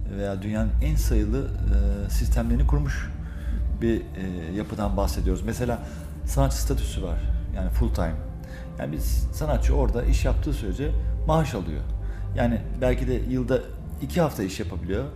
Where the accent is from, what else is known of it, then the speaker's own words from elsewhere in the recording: İzmir, Turkey; moved away as an adult; now in Belgium; Belçika'ya 23 23 yaşlarında gittim Belçika'ya. Ee, e, İzmir'den